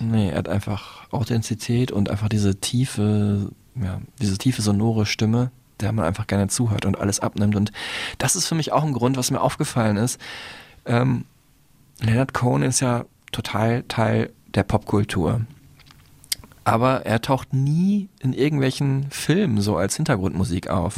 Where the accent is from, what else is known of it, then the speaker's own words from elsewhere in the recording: Dortmund, North Rhine-Westphalia, Germany; in Dortmund, meine Heimatstadt